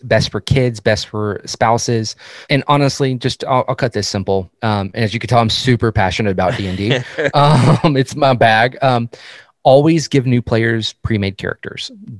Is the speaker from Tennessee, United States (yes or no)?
no; Texas, United States; it doesn't help I'm from Texas.